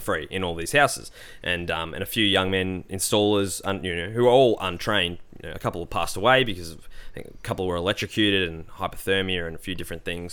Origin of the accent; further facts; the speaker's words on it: Australia; I'm an Aussie